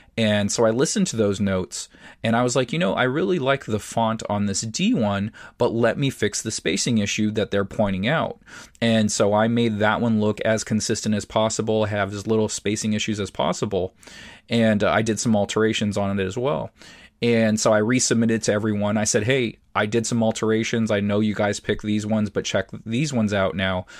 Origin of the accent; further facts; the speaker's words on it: San Diego, California, United States; it's the area I grew up in San Diego. So, it reminds me of childhood